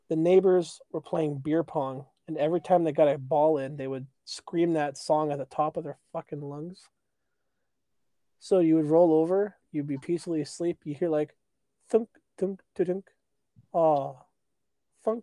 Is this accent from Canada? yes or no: yes; Canada; I'm a Canadian